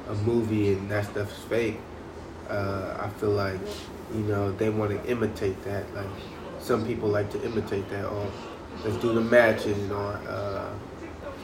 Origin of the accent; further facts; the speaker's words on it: California, United States; I'm from California